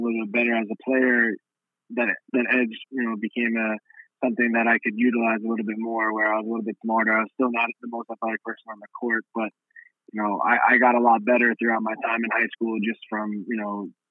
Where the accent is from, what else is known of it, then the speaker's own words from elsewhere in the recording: New York City, New York, United States; Growing up in Brooklyn, New York